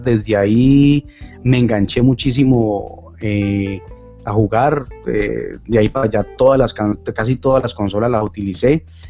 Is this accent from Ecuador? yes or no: no; Cali, Valle del Cauca, Colombia; soy de Colombia, de Cali, Colombia, de la sucursal del cielo